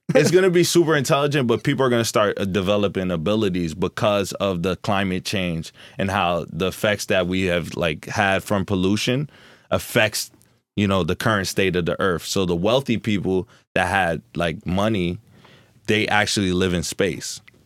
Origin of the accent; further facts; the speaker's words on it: Newark, New Jersey, United States; also born or lived in Florida; I'm born and raised in Newark, New Jersey, but I went to Florida for two years to live